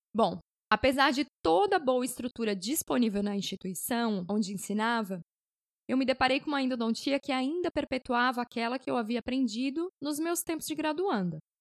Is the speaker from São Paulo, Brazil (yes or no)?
no; Blumenau, Santa Catarina, Brazil; moved away as an adult; now in Fortaleza, Brazil; Sou natural de Blumenau, Santa Catarina